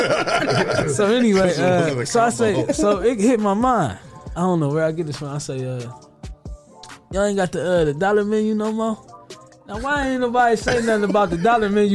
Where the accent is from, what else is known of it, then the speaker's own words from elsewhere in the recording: Toledo, Ohio, United States; I love the north side. Like that's where I grew up and raised